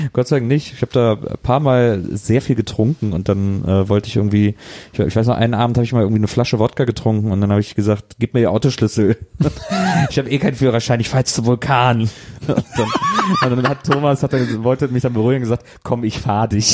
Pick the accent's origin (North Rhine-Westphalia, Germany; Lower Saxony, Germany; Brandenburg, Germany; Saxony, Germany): North Rhine-Westphalia, Germany; Wesseling; moved away; also born or lived in Cologne / Berlin / Munich / Eifel; Ich bin halt nur in Wesseling aufgewachsen